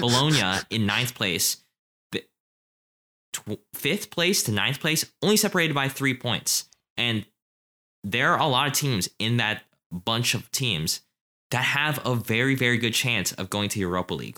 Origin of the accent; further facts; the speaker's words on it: United States; as an American